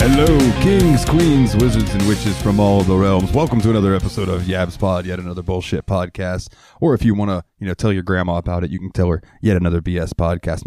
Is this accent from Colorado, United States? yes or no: no; Jacksonville, Florida, United States; I like the Jaguars because I'm from Jacksonville